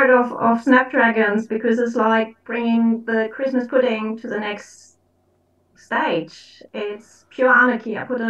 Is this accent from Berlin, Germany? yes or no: no; Hamburg, Germany; now in Surrey, United Kingdom; Yes, I'm in Surrey, but I'm originally from Northern Germany.